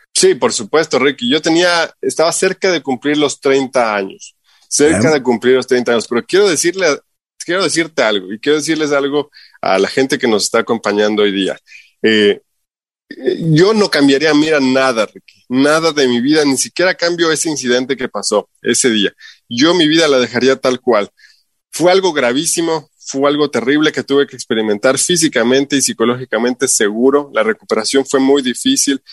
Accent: Quito, Pichincha, Ecuador; moved away as an adult; also born or lived in Utah, United States; now in Salt Lake City, United States; como buen ecuatoriano

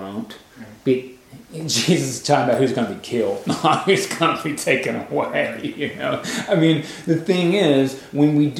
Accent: United States; as an American

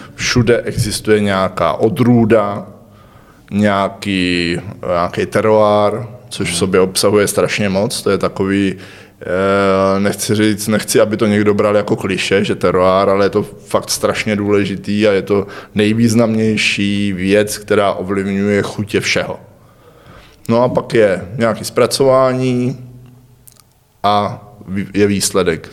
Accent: Hradec Králové, Hradec Králové Region, Czechia; also born or lived in Prague / Brno; jsem rodilý Hradečák

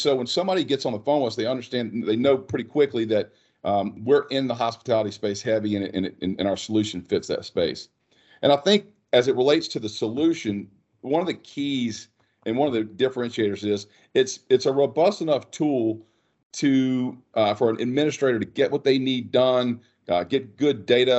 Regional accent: North Louisiana, United States; Born and raised in North Louisiana. Went to college at LSU.

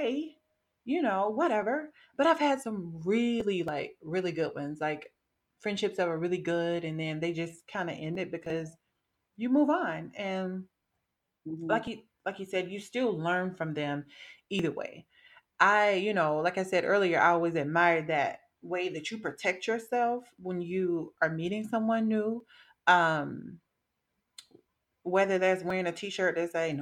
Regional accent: the South, United States; now in Wisconsin, United States; I'm from the South

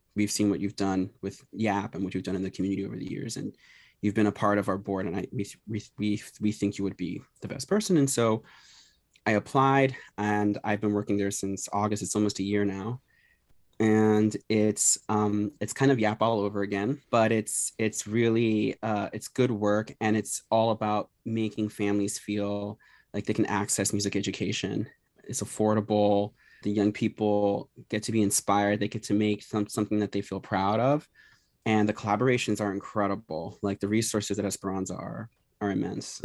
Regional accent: Philadelphia, Pennsylvania, United States; I grew up here in Philadelphia, born and raised

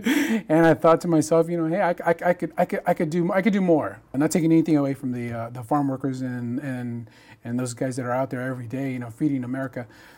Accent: Hamilton City, California, United States; also born or lived in Chico, California; now in Bakersfield, United States; Growing up in Hamilton City, which is right in between Chico, California, and Orland.

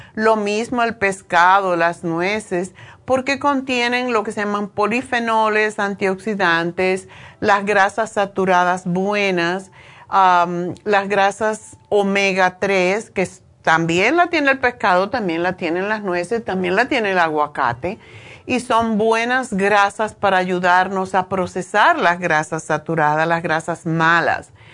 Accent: Cuba; now in United States; yo nací en Cuba

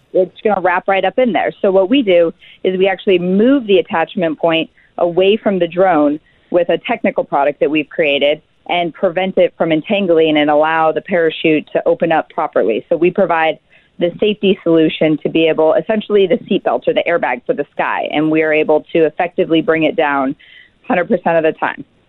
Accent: Alaska, United States; we're six founders from Alaska

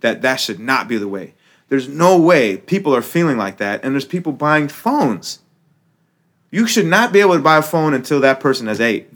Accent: United States; I'm American, right? So it's like, I'm a Muslim American

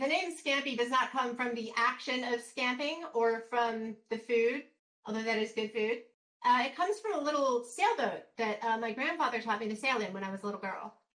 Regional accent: the South, United States; so growing up in the South, I have, through mitosis and being polluted by the populace, I can do a pretty good Southern accent.

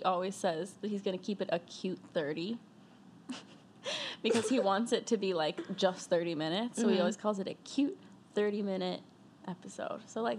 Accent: Deltona, Florida, United States; I'm from Deltona, Florida.

